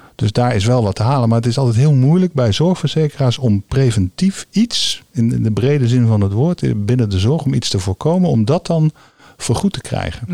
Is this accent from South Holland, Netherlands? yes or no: yes; The Hague, South Holland, Netherlands; moved away as an adult; now in North Brabant, Netherlands; ik ben begonnen op de afdeling neurologie als Hagenees